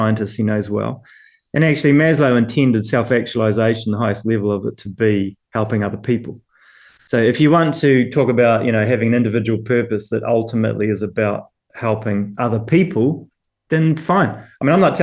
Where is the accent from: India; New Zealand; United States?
New Zealand; moved away as an adult; now in United Kingdom; being a New Zealander coming and working in the UK